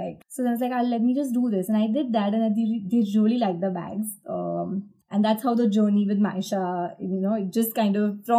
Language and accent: English; Ahmedabad, Gujarat, India; Yeah. I'm basically from Ahmedabad only.